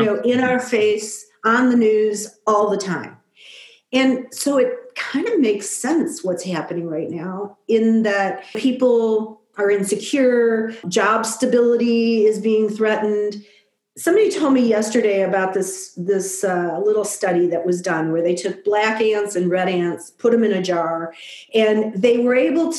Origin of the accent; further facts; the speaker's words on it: Detroit, Michigan, United States; I grew up in Detroit